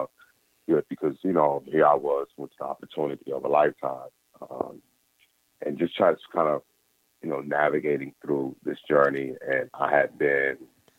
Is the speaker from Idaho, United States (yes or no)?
no; Mississippi, United States; Life for a black man in the 80s, growing up in Mississippi, it was a time where you kind of knew your place